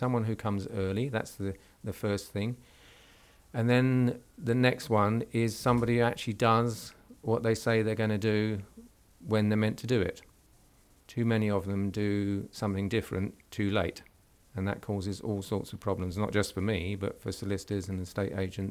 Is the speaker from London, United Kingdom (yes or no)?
yes; London, United Kingdom; now in Southampton, United Kingdom; we're down in Southampton, because historically I'm a Londoner